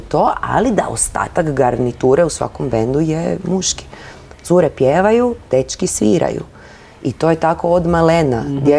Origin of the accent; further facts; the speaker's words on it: Zagreb, City of Zagreb, Croatia; to je moj rodni grad